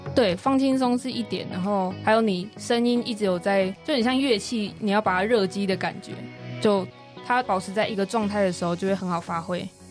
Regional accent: Kaohsiung, Taiwan; 我的故乡高雄

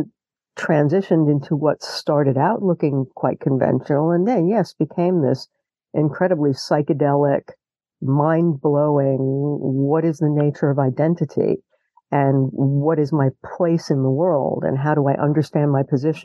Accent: United States; as an American

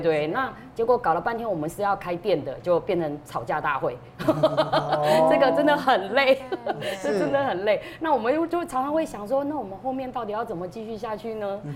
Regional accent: Taiwan; 我们台湾人

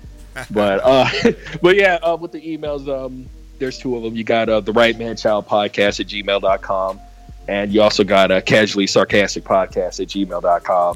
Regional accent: San Diego, California, United States; I'm from San Diego

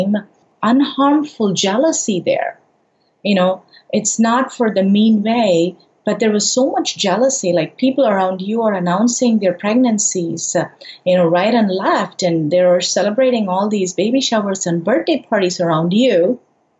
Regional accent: India; moved away; I'm originally from India

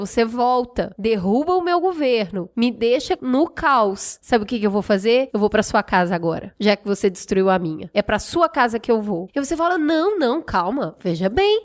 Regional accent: Minas Gerais, Brazil; eu que sou mineira

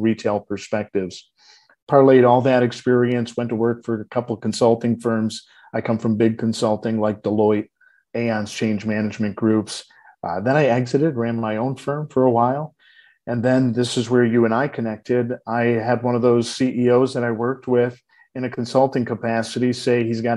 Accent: Detroit, Michigan, United States; I was born and raised in Detroit

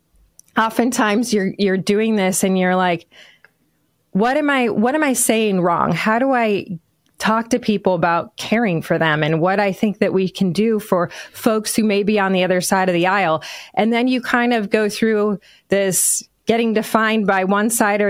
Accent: Michigan, United States; I am obviously from Michigan

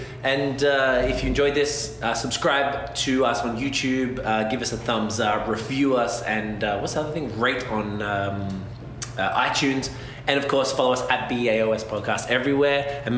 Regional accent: Australia; I'm Australian.

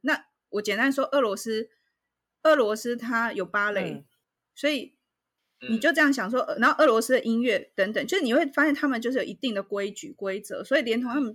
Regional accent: Taiwan; 那像我们台湾人

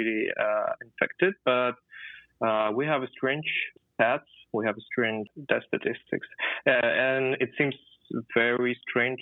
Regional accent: Khabarovsk, Khabarovsk Krai, Russia; moved away as an adult; now in Moscow, Russia; I'm from Khabarovsk, and it's 7,000 kilometers far away from Moscow.

